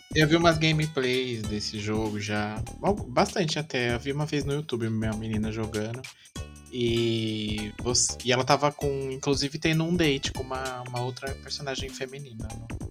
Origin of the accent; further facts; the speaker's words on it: Brazil; somos brasileiros